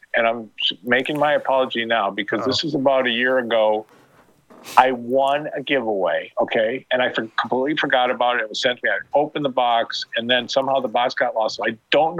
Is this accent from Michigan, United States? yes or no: yes; Detroit, Michigan, United States; moved away as an adult; also born or lived in California; having born and bred in Detroit, going out to Cali, knowing the Cali weed, and then coming back to Michigan